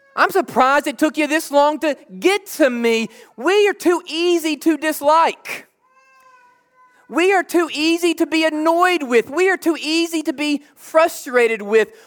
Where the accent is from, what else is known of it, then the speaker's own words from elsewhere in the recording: Jackson, United States; now in Huntington, United States; I'm from Jackson